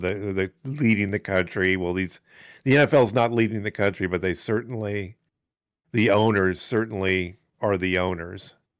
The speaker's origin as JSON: {"language": "English", "country": "United States", "said": "we're American"}